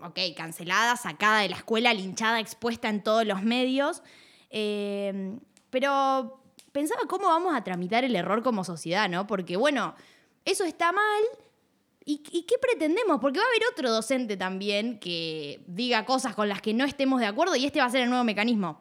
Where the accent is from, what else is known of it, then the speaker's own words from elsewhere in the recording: Puerto Madryn, Chubut, Argentina; de Puerto Madryn, de donde soy yo